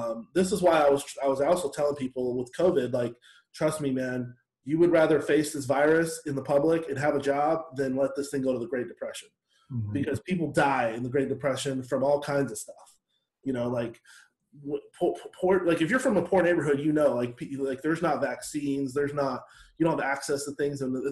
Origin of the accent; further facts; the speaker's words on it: Seattle, Washington, United States; growing up in Seattle